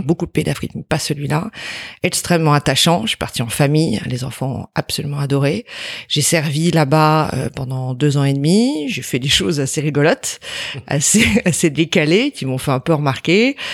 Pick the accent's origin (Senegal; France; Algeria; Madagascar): France; Montreuil, Île-de-France; also born or lived in Brittany / Drancy; je suis née dans le 93 à Montreuil